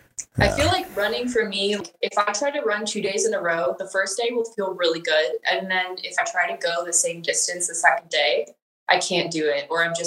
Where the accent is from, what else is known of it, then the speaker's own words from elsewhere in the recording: Wisconsin, United States; moved away as an adult; also born or lived in Illinois; now in Texas, United States; No, I am originally from Wisconsin, born and raised.